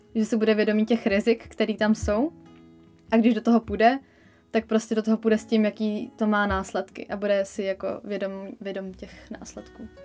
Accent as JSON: {"language": "Czech", "country": "Czechia", "said": "jsem prostě Čech v dnešní době"}